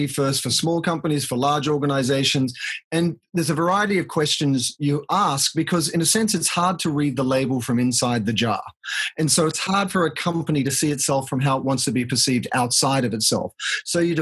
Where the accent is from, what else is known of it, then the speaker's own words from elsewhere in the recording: Australia; moved away as an adult; now in United States; as an Australian, and I've been in the States here for 22 years and I'm a US citizen